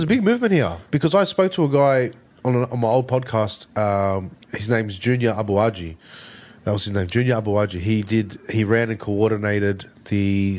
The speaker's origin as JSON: {"language": "English", "country": "Australia", "said": "I'm Australian."}